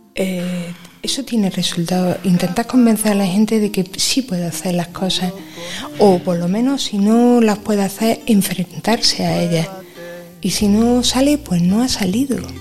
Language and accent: Spanish; Granada, Andalusia, Spain; yo soy de Granada, de toda la vida